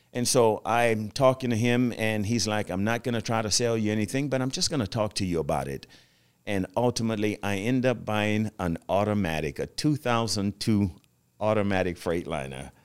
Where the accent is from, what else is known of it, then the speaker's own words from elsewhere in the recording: Louisiana, United States; accent: Louisianan; growing up in Louisiana, uh, that was our native language was French.